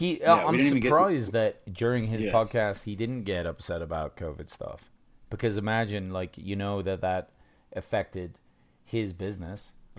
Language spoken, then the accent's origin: English; United Kingdom; yeah, I am British. I come from British food, bro.